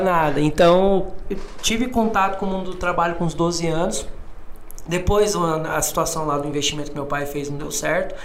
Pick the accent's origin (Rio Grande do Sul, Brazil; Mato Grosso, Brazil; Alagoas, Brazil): Mato Grosso, Brazil; Cuiabá; moved away as an adult; also born or lived in Minas Gerais; now in São Paulo, Brazil; não sou daqui de São Paulo, né? Moro aqui, trabalho aqui já há alguns anos, mas sou, sou cuiabano, nasci em Mato Grosso.